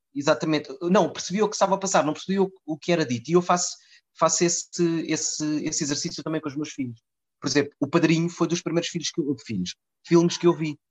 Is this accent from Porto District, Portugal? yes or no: no; Lisbon, Portugal; also born or lived in Mozambique / Cascais; Eu vim para Lisboa em 82, vim de Moçambique